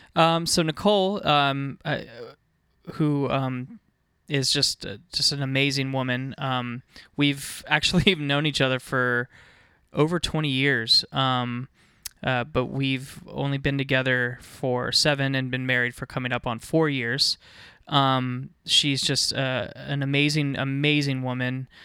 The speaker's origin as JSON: {"language": "English", "region": "Northern Virginia", "country": "United States", "tie": "born or raised there", "said": "I was, uh, born and raised in Northern Virginia."}